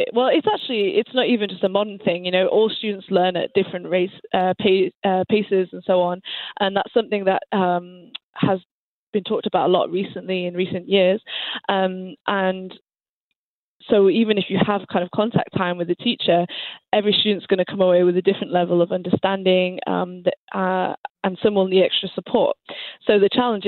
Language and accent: English; England, United Kingdom; moved away as an adult; now in Montreal, Canada; I actually am technically Canadian, but I grew up in England